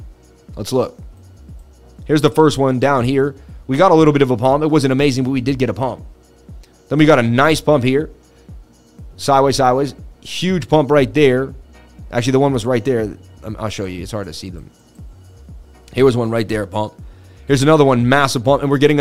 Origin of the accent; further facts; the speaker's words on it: Boston, Massachusetts, United States; from Boston.